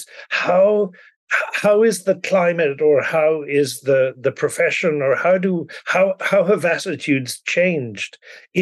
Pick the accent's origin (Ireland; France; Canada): Ireland; moved away as an adult; now in United States; I grew up in Ireland, even though I've lived in the US since 1984.